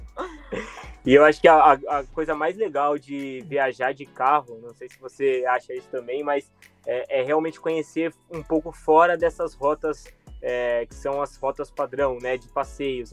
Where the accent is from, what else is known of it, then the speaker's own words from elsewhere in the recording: Brazil; moved away as an adult; a gente somos brasileiros